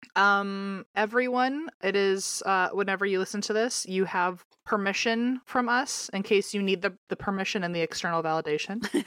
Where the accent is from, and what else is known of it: Virginia, United States; born or raised there; moved away